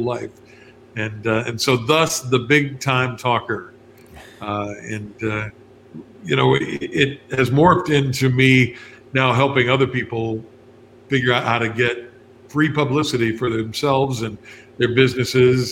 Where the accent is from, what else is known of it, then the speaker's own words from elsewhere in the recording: West Virginia, United States; moved away; back in West Virginia, my home state